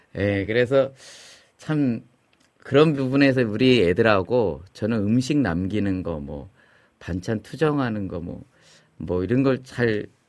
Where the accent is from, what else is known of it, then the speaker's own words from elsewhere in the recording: Chungju, North Chungcheong, South Korea; 우리 그 시골 충주가 제 고향인데